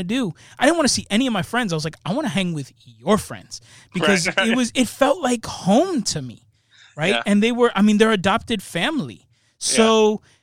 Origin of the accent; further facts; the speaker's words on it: United States; I'm born and raised here